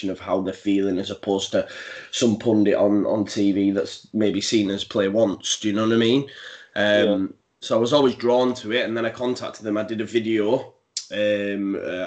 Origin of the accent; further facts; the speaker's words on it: Halifax, Yorkshire and the Humber, United Kingdom; as a young lad growing up, I grew up in Halifax, which isn't too far from Leeds